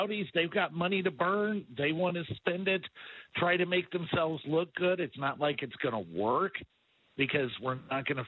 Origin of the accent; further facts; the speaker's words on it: Farmington, Missouri, United States; Home is Farmington, Missouri. It's a little small town about an hour south of St. Louis